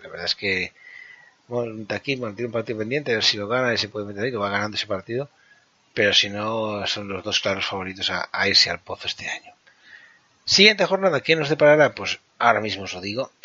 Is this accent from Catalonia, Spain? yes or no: yes; Catalonia, Spain; yo soy catalán.